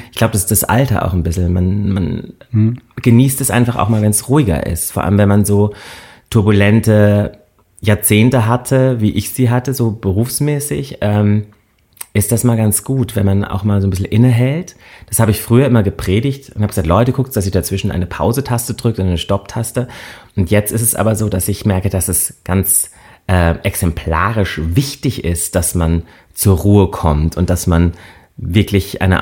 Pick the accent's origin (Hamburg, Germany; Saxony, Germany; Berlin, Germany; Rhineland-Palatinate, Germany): Rhineland-Palatinate, Germany; Böchingen; also born or lived in Landau; ich bin in Landau geboren {S1} Mhm. Äh, wir haben da {S0} auch nur relativ kurz gewohnt und sind dann in ein ganz kleines Dorf gezogen, Böchingen.